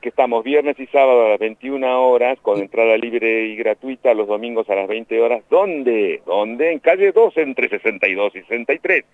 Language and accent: Spanish; La Plata, Buenos Aires Province, Argentina; moved away; also born or lived in Melchor Romero; yo me formé en la Escuela de Teatro de La Plata, viví en La Plata, nací en La Plata